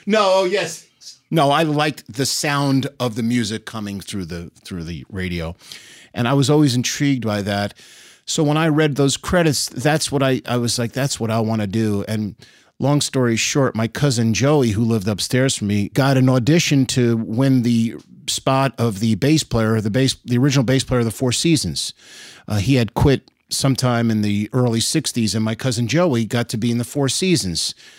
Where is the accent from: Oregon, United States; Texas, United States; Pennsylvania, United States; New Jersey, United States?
New Jersey, United States; Elizabeth; also born or lived in New York City; now in Nashville, United States; Was born and raised in Elizabeth, New Jersey